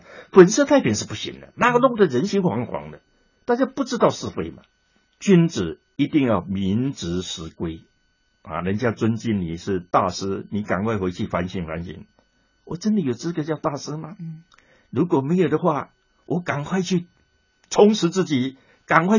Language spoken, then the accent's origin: Chinese; China; 我们中国人听话不是听你讲的对讲的错，我们先听你是跟我说难听一点，你是跟我同一派的还是不同一派？